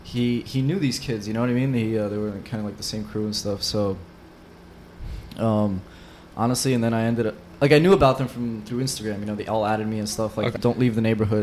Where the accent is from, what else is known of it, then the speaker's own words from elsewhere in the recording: New York City, New York, United States; I grew up in Bensonhurst.